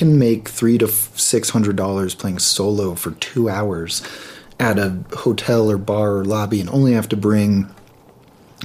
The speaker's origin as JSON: {"language": "English", "region": "Arizona", "country": "United States", "tie": "born or raised there", "also_born_or_lived": "Eugene, Oregon", "moved": "as an adult", "lives_now": "Denver, United States", "said": "I was born in Oregon. I grew up in Arizona"}